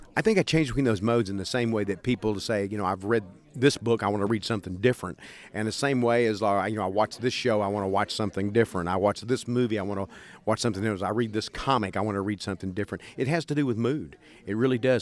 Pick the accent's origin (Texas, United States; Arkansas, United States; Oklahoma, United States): Texas, United States; East; growing up in East Texas, that's a kind of sense of humor that a lot of people have